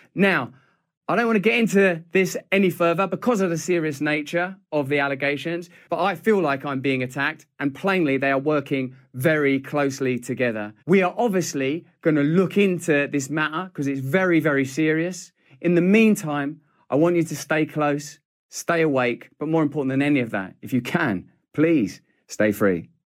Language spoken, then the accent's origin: English; England, United Kingdom; I'm English